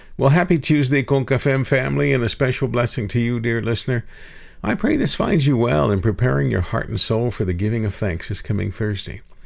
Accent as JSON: {"language": "English", "town": "Gainesville", "country": "United States", "tie": "born or raised there", "also_born_or_lived": "Houston", "said": "my home in Gainesville."}